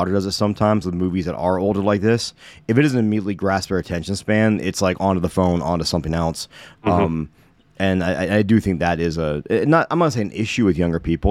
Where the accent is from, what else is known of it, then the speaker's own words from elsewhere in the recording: Las Vegas, Nevada, United States; I grew up in Las Vegas